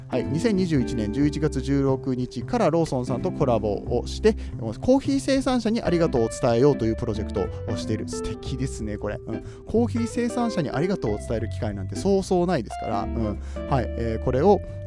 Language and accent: Japanese; Aichi, Japan; now in Kansai, Japan; 僕は愛知県出身なんですけれども